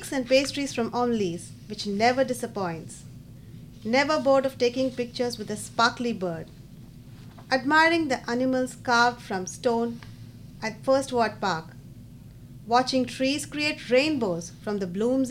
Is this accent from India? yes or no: yes; India; moved away as an adult; also born or lived in Raleigh, United States; now in Charlotte, United States; It's the city that I have lived in for the longest time after I moved from my home country, India.